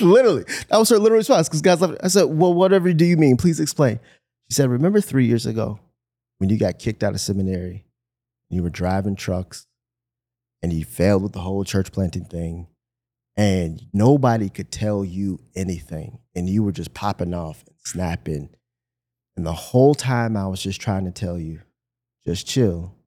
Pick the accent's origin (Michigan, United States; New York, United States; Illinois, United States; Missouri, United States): Michigan, United States; moved away; I'm from Michigan